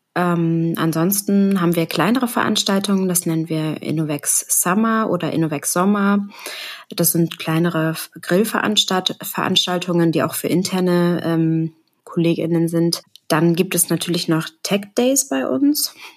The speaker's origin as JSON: {"language": "German", "region": "Hamburg", "country": "Germany", "said": "wie man hören kann, ich komme aus Hamburg"}